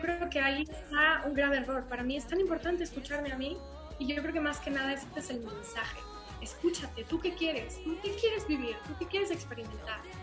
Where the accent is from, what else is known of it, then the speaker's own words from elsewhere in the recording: Aguascalientes, Mexico; yo soy de Aguascalientes. ¿no? Y entonces, bueno, pues acá es provincia